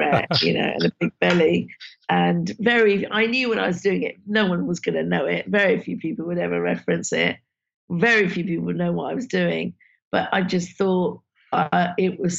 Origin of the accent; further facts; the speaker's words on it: London, United Kingdom; in Southall, where I grew up